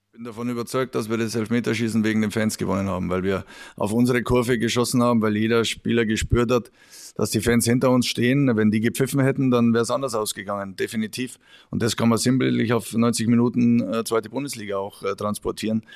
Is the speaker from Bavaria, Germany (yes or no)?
yes; Regensburg area, Bavaria, Germany; in meiner Heimat